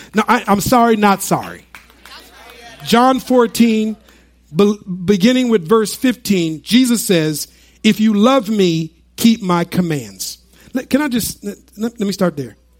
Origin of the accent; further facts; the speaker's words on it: United States; when we were growing up in the United States